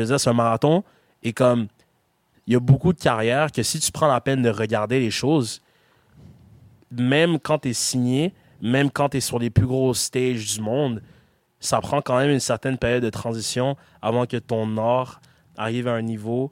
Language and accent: French; Gatineau, Quebec, Canada; je suis québécois. Ouais. Like, c'est, genre, j'ai grandi ici, je suis québécois